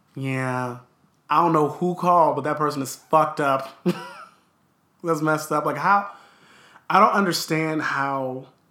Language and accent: English; Los Angeles, California, United States; also born or lived in Downey; I was born in Los Angeles nearly 27 years ago